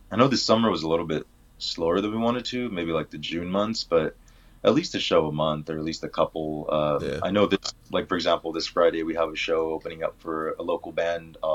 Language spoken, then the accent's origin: English; Mexico; born there; Us being like I was born in Mexico, um, yeah. so like having a lot of family and that's just always a part of who we are.